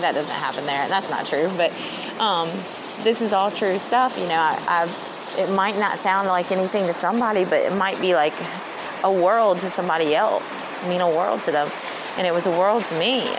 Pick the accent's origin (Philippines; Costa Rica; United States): United States; Mississippi; moved away as an adult; also born or lived in Jeddah, Saudi Arabia; I'm from Mississippi